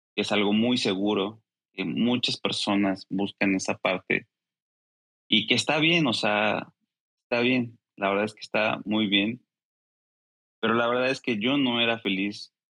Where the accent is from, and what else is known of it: Mexico